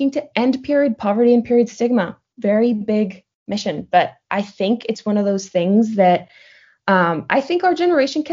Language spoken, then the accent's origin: English; Madrid, Community of Madrid, Spain; also born or lived in Portland, Oregon; I am originally from Madrid, Spain.